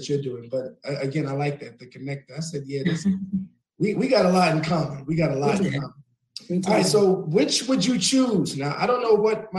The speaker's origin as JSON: {"language": "English", "region": "New York", "country": "United States", "moved": "yes", "said": "I'm from New York. I'm from the Bronx"}